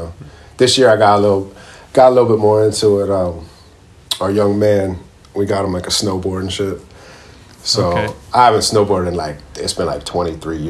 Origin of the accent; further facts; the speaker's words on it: West Chester, Pennsylvania, United States; Westchester, Pennsylvania is where I grew up. It's where I'm at right now